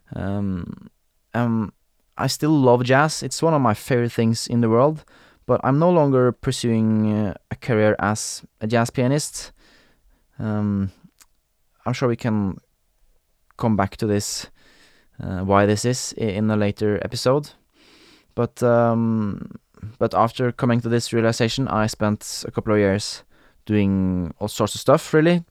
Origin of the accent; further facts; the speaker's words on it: Norway; accent: Norwegian, Scandinavian; first language Norwegian; English is a second language; I am Norwegian. I grew up in Norway